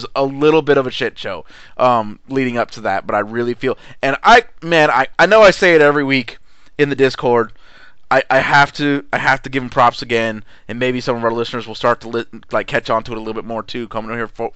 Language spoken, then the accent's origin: English; United States; I'm an American.